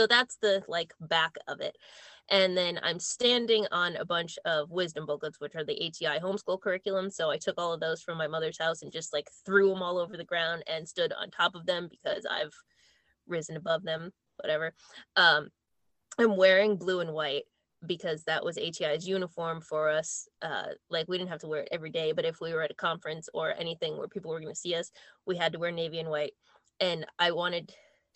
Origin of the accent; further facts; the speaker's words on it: United States; We're American.